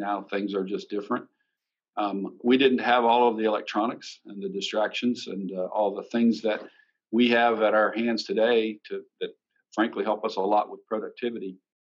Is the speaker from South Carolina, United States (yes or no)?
yes; Sumter, South Carolina, United States; also born or lived in Indiana; I was actually born in Indiana while my dad was going to college and working three jobs, I think, at the same time. I grew up in Sumter, South Carolina, which was my parents' hometown